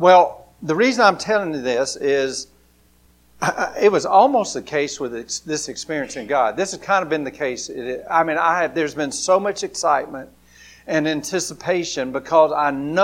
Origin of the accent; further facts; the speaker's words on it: Grady, Alabama, United States; growing up in Grady, Alabama